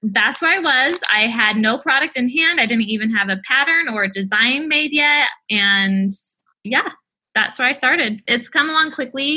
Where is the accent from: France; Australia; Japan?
Japan; now in United States; I grew up in Japan